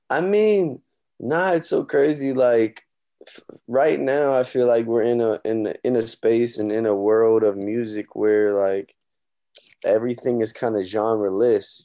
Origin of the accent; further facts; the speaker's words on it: Omaha, Nebraska, United States; my hometown, Omaha, Nebraska